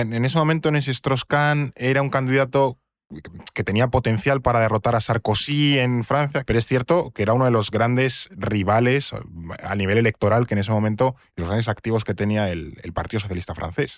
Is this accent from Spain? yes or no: yes; Spain